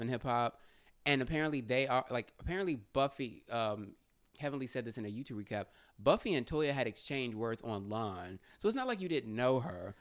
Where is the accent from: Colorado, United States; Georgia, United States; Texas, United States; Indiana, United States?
Texas, United States; Houston; I'm from Houston